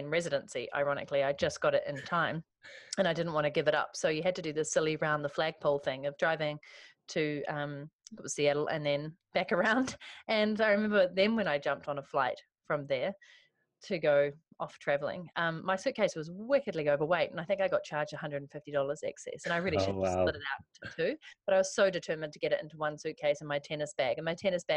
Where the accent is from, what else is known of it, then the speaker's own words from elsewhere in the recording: New Zealand; moved away as an adult; also born or lived in London / Vancouver; I moved from New Zealand to London for 2.5 years